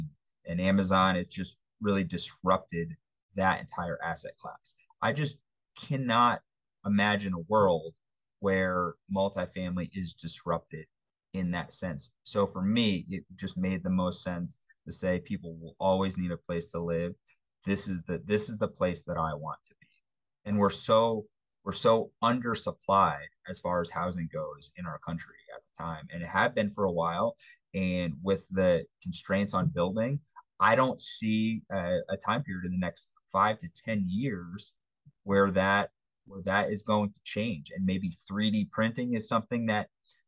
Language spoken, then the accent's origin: English; East Coast, United States; now in Denver, United States; I'm from the East Coast